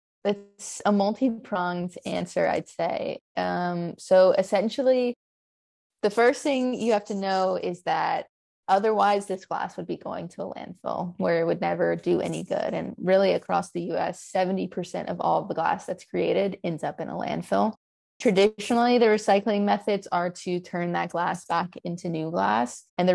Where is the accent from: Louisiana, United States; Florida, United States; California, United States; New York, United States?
Louisiana, United States; a small town outside of Lafayette; I was born and raised in Louisiana. I grew up in a small town outside of Lafayette